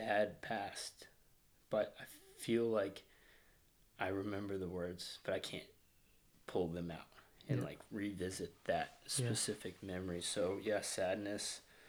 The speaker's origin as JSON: {"language": "English", "town": "Fayetteville", "region": "Arkansas", "country": "United States", "moved": "as an adult", "lives_now": "San Diego, United States", "said": "I'm from Arkansas, Northwest Arkansas, Fayetteville"}